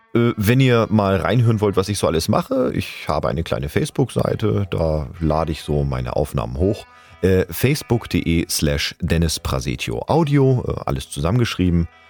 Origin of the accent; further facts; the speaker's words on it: Hamburg, Germany; now in Bühl, Germany; ich bin 85er Jahrgang und gebürtiger Hamburger lebe aber zurzeit im wunderschönen Bühl im Badener Land